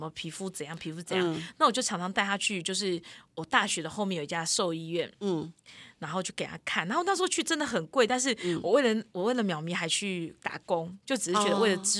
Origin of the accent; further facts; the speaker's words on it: Yunlin County, Taiwan; 我云林啊